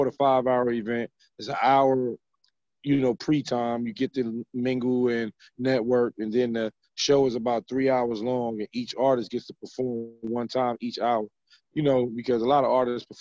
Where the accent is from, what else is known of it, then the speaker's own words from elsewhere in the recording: New York City, New York, United States; I'm from Brooklyn, so, you know, I grew up poor